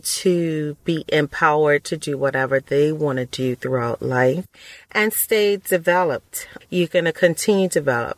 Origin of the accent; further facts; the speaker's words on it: Bermuda; also born or lived in Texas / Ohio / Huntsville, Alabama; now in Georgia, United States; I was born and raised in Bermuda.